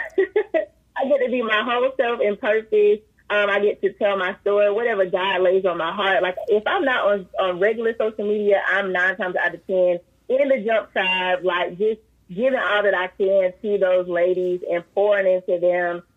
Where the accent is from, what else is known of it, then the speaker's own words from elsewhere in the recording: Columbia, South Carolina, United States; I grew up in Rosewood in Columbia, South Carolina